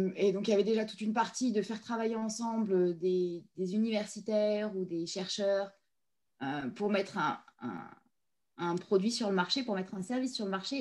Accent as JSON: {"language": "French", "region": "Provence-Alpes-Côte d'Azur", "country": "France", "moved": "yes", "said": "Je suis une montagnarde, je viens des Hautes-Alpes"}